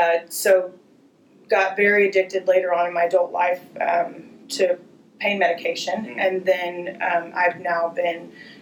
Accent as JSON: {"language": "English", "town": "Santa Rosa", "region": "California", "country": "United States", "tie": "born there", "also_born_or_lived": "Florida", "said": "So, I was born in Santa Rosa, California. Okay. I spent most of my life in California, in Florida. We moved many, many, many times as a child."}